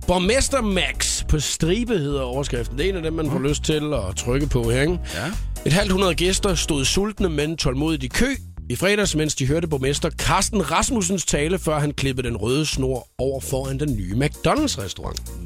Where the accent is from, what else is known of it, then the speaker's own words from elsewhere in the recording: Skalkendrup, Southern Denmark, Denmark; moved away; jeg kommer hjem til min hjemstavn Skalkendrup